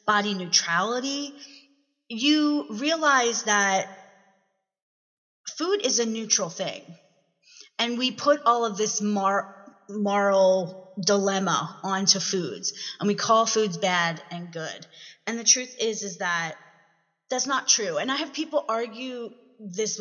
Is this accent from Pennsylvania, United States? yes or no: yes; Philadelphia, Pennsylvania, United States; also born or lived in Delaware County, Pennsylvania; I'm from Philly